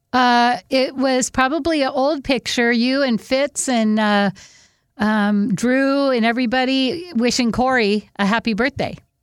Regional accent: Whidbey Island, Washington, United States; I'm from Whidbey Island

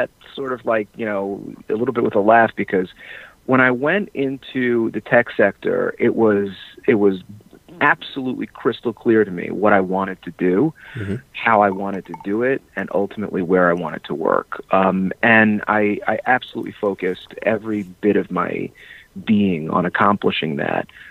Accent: New York City, New York, United States; I've been born and raised in New York and spent pretty much the bulk of my career here in New York City

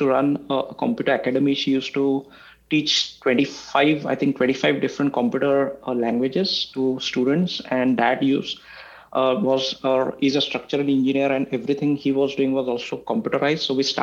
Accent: Pune, Maharashtra, India; moved away as an adult; also born or lived in Los Angeles, United States; now in Palo Alto, United States; I was born in a city called Pune in India

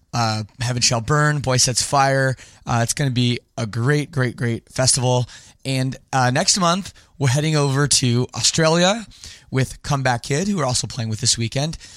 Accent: Toronto, Ontario, Canada; I'm from Canada. I grew up in the Toronto suburbs of Canada

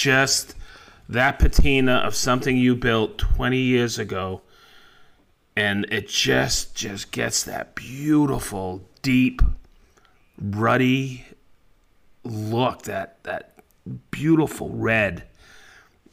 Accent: Maine, United States; I grew up around in Maine

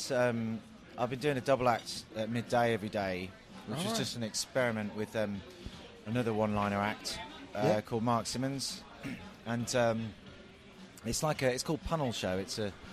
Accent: Peterborough, East of England, United Kingdom; I did my show in my hometown of Peterborough

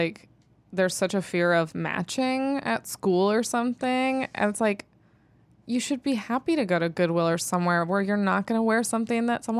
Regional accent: Temecula, California, United States; moved away; I grew up in Temecula, California, where there's just like a lot of like Mormons and Christians.

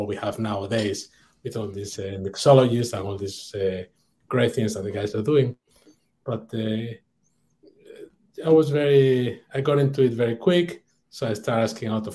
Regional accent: Oviedo, Asturias, Spain; English is a second language; moved away as an adult; also born or lived in Brittany, France / London, United Kingdom; my hometown, Oviedo, north of Spain

